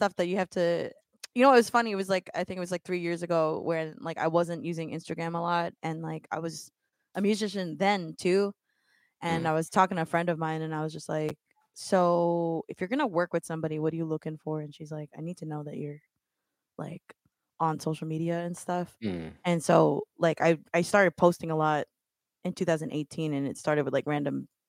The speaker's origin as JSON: {"language": "English", "region": "New York", "country": "United States", "tie": "born or raised there", "said": "I was born in New York"}